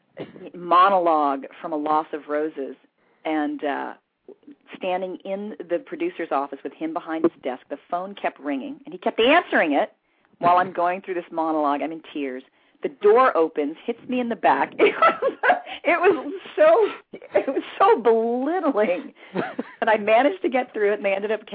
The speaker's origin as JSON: {"language": "English", "town": "West Covina", "region": "California", "country": "United States", "tie": "born or raised there", "also_born_or_lived": "Hollywood, California / Waco, Texas", "said": "So for all intents and purposes, I grew up in West Covina, California. I'm a Southern California girl."}